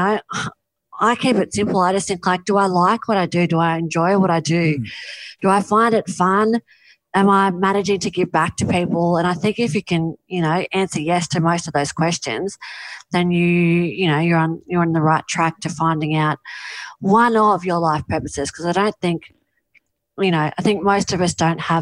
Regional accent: Mollymook, New South Wales, Australia; my hometown of Mollymook

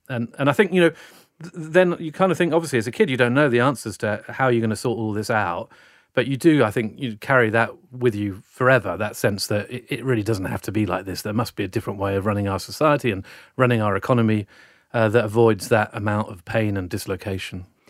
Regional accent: South Wales, United Kingdom; now in Sydney, Australia; I was brought up in South Wales in the, uh, late nineteen seventies and nineteen eighties

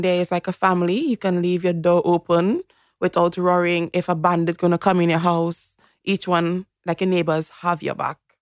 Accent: Toco, Trinidad & Tobago; moved away as an adult; also born or lived in United States / England; now in Australia; I grew up in a country town called Toko

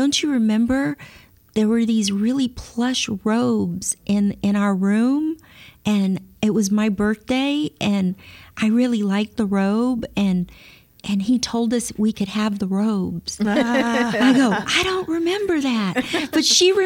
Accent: Baton Rouge, Louisiana, United States; Baton Rouge, where I'm from

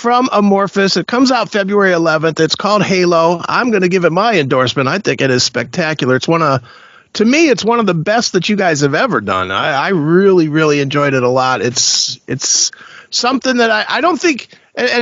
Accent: United States; as an American citizen

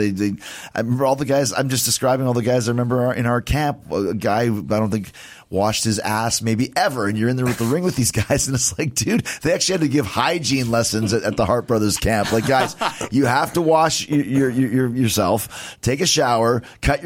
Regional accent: Winnipeg, Manitoba, Canada; moved away; I grew up in Winnipeg

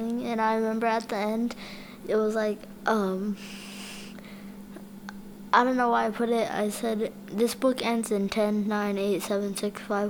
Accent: New Mexico, United States; I grew up here in New Mexico

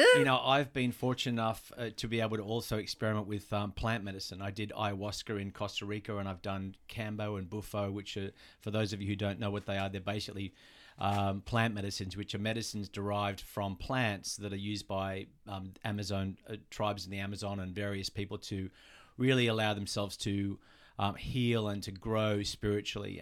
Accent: Australia; moved away as an adult; also born or lived in New York; now in Los Angeles, United States; we're from Australia

